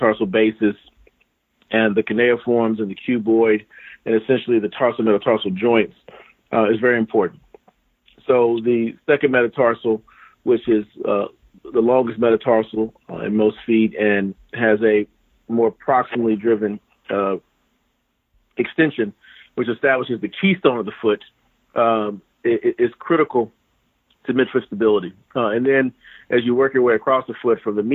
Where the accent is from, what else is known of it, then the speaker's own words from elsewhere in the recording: Muscle Shoals, Alabama, United States; Yep, I'm from Alabama. I grew up in Muscle Shoals